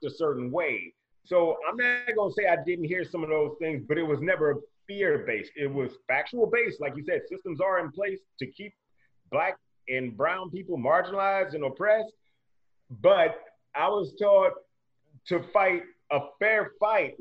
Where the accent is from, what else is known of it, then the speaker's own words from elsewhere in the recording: East St. Louis, Illinois, United States; now in Mesa, United States; I grew up in East St. Louis, and it's 99% black